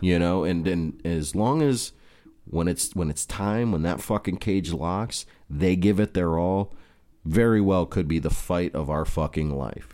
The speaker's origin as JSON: {"language": "English", "country": "United States", "said": "As an American"}